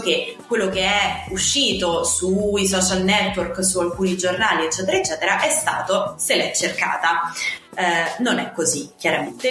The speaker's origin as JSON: {"language": "Italian", "region": "Southern Italy", "country": "Italy", "said": "io da Terrona Fiera"}